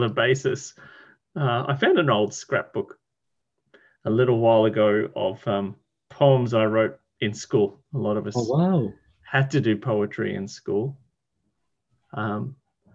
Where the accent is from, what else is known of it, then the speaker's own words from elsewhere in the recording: Sunshine Coast, Queensland, Australia; I'm from the east coast of Australia, where most of the population lives, in a state called Queensland, and in particular an area